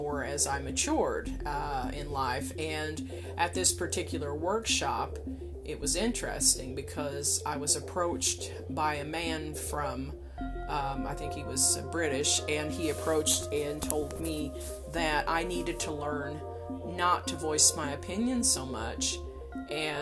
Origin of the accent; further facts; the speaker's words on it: United States; as an American, you know, living or traveling abroad